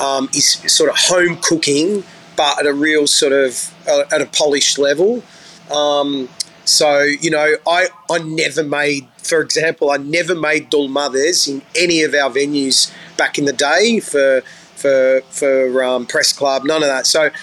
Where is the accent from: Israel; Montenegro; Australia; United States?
Australia; there's something special about the being an Aussie boy, because we're taught to be open-minded, you know, because we're so multicultural here.